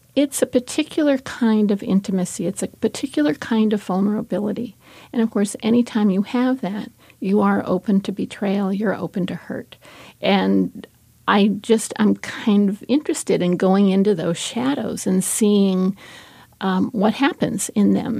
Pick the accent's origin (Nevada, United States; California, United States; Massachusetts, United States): California, United States; when I was a little kid, I'm from California, and we had huge abalone beds